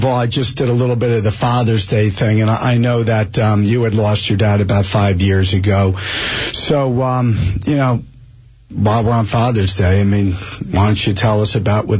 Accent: Springfield, New Jersey, United States; I grew up in Springfield

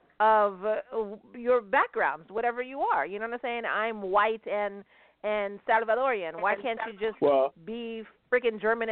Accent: Argentina; you know, I'm from Argentina. You know, my mother's from Argentina. So, you know, I do have the Argentinian flag, but I do have the Japanese flag.

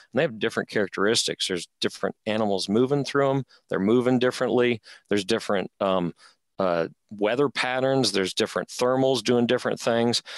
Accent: Rocky Mountains, United States; I'm from the Rocky Mountains.

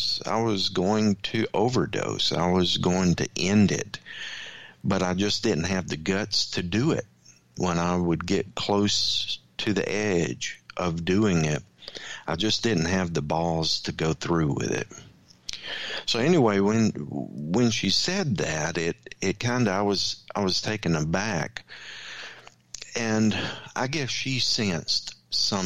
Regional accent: Louisiana, United States; I grew up in the Bible Belt down in Louisiana

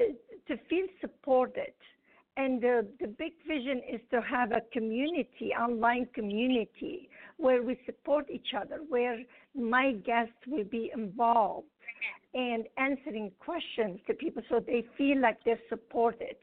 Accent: Lebanon; English is a second language; moved away as an adult; now in United States; I grew up in Lebanon

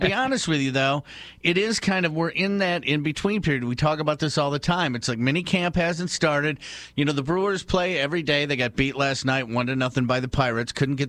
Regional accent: Trinidad & Tobago; I'm Trinidadian.

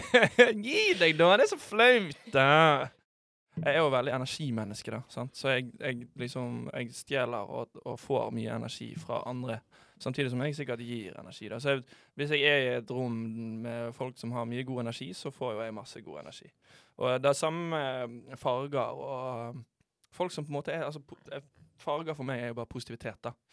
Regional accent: Bergen, Vestland, Norway; moved away; jeg er hjemme i Bergen. Det er jo alltid digg å komme hjem til sitt eget folkeslag.

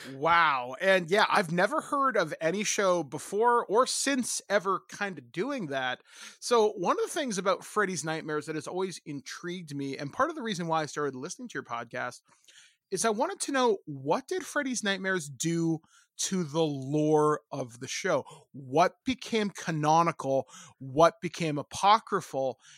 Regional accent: Hicksville, Ontario, Canada; I grew up in Hi-, Hicksville, Ontario

